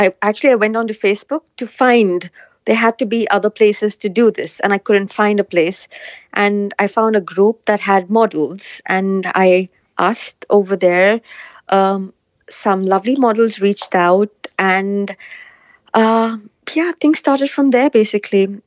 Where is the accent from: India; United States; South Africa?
India; moved away; I come from India, so my support is back home in India.